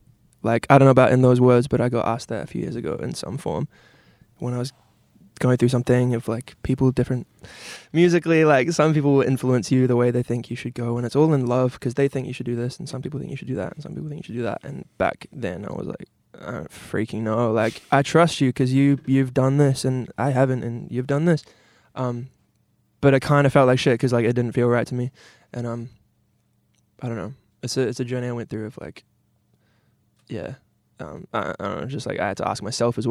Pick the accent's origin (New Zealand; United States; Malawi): New Zealand; also born or lived in England; then they came back to New Zealand, and I was like 1 year old. So I'm very much like, you know, Kiwi. I was born in England.